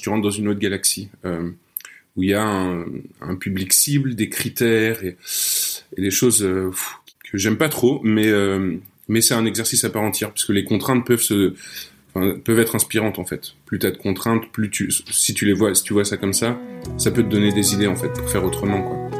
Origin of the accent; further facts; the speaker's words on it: Nancy, Grand Est, France; now in Brussels, Belgium; je suis un Français de Nancy, installé à Bruxelles